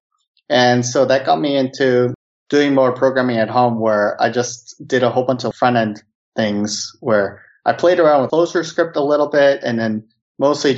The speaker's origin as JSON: {"language": "English", "country": "United States", "moved": "yes", "lives_now": "Helsinki, Finland", "said": "I'm a Korean-American living in Helsinki"}